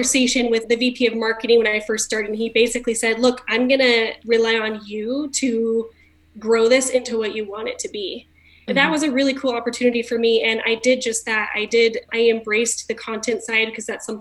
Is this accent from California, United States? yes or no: yes; California, United States; now in Utah, United States; I'm from California originally